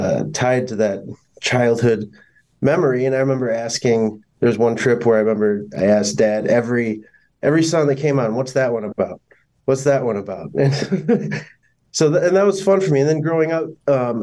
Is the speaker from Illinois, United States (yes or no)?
no; Michigan, United States; my dad was a land man when I was growing up, and I just have very clear memories of joining him on his trips around Michigan